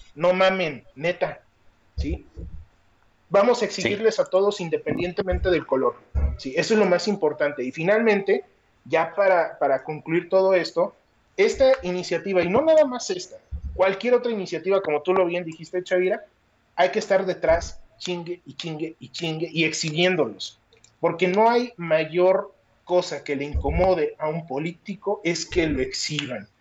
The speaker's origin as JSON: {"language": "Spanish", "country": "Mexico", "said": "soy mexicano hasta el tope"}